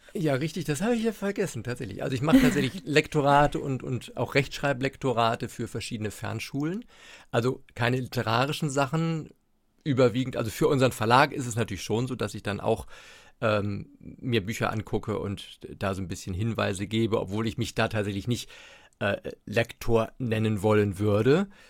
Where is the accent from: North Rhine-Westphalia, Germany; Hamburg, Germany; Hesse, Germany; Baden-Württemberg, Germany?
Hamburg, Germany; moved away as an adult; now in Mecklenburg, Germany; ich bin gebürtiger Hamburger und lebe jetzt seit 13, 14, 14 Jahren, glaube ich, in Mecklenburg.